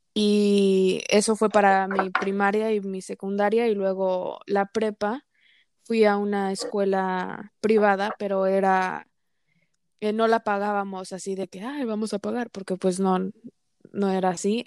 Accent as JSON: {"language": "Spanish", "country": "United States", "said": "soy considerada minoría porque soy mujer y porque soy mexicana-americana"}